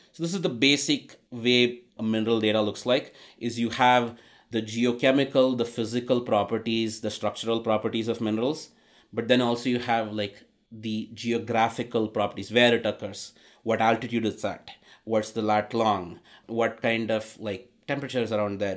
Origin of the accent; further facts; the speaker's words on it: India; moved away; growing up in India